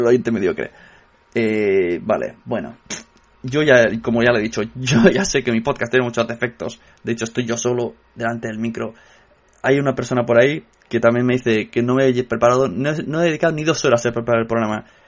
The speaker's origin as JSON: {"language": "Spanish", "region": "Catalonia", "country": "Spain", "said": "soy catalán"}